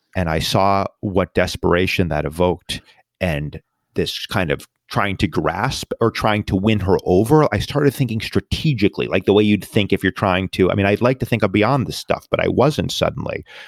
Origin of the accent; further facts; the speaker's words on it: New York, United States; my hometown, New York